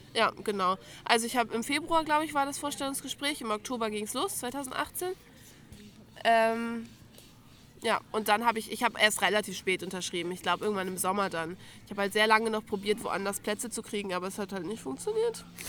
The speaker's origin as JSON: {"language": "German", "region": "Lower Saxony", "country": "Germany", "moved": "as an adult", "lives_now": "Ansbach, Germany", "said": "Ich komme eigentlich aus Bremen, also aus Bundesland Niedersachsen, wichtiges Detail, aber aus der Nähe von Bremen"}